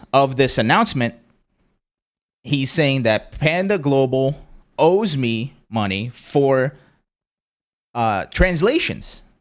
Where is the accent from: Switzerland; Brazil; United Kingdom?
Brazil; born there; also born or lived in Pennsylvania, United States; I was born in Brazil, moved to Pennsylvania, very xenophobic and shitty area.